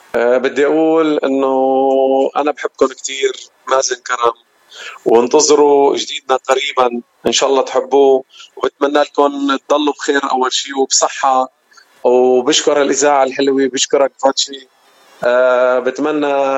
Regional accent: Wadi al-Nasara, Homs Governorate, Syria; moved away as an adult; now in United States; أنا من سوريا من وادي النصارى من ضيعة صغيرة اسمها حابة وأنا هون صار لي هلا السنة ل 11 بأمريكا

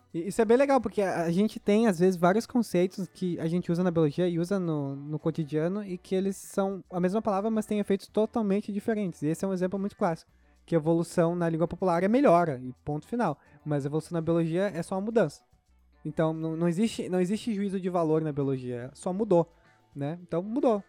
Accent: Rio Grande do Sul, Brazil; sou gaúcho

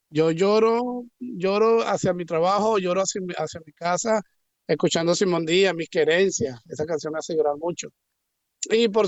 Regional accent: Venezuela; moved away as an adult; hacer lo mismo que hacía en Venezuela, pero con la pasión que lo hacía por mi tierra, por mi gente, por, por mis olores, por mis sabores, por mis colores que representan lo que es Venezuela

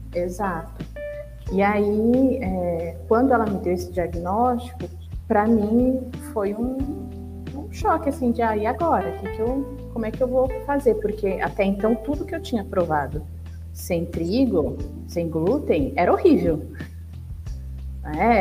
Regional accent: São Paulo, Brazil; sou aqui de São Paulo, né? eu moro no Jaraguá

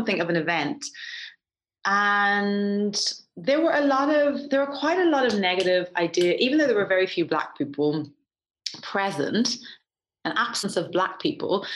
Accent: Ireland; also born or lived in Atlanta, United States; growing up in Ireland in the 80s, having a black dad

